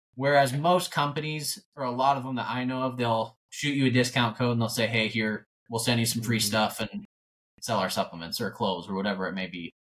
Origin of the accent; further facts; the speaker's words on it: North Idaho, United States; born and raised in North Idaho. Uh, grew up in a super small town